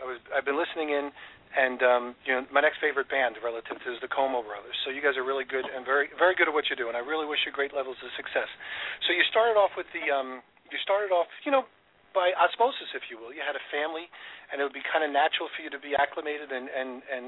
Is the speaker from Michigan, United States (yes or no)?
no; Lindenhurst, New York, United States; I grew up in Lindenhurst